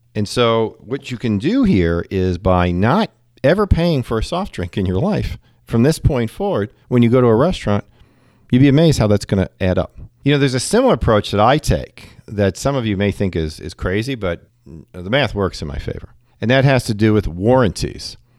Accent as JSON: {"language": "English", "region": "New York", "country": "United States", "tie": "born or raised there", "moved": "yes", "lives_now": "Cincinnati area, United States", "said": "I'm a New Yorker at heart and 'cause I, you know, grew up in New York"}